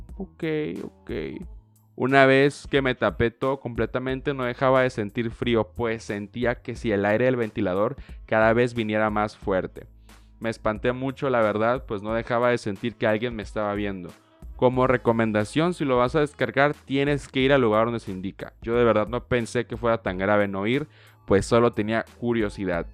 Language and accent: Spanish; Tijuana, Baja California, Mexico; yo soy mexicano 100%, nací aquí en Tijuana pero pues toda mi vida he tenido una visa para cruzar